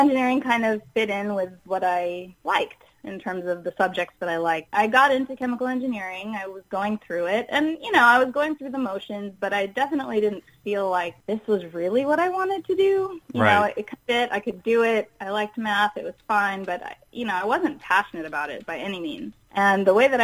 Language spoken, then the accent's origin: English; Houston, Texas, United States; I was growing up in Houston, Texas, and they have a huge medical center there.